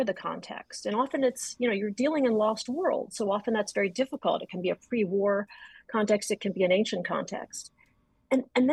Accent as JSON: {"language": "English", "town": "Adams", "region": "Massachusetts", "country": "United States", "tie": "born or raised there", "said": "I was born in Adams, Massachusetts."}